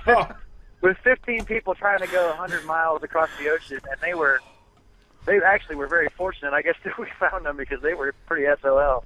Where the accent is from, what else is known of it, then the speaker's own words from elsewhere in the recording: Michigan, United States; moved away; I'm from Michigan originally, so it was cold up there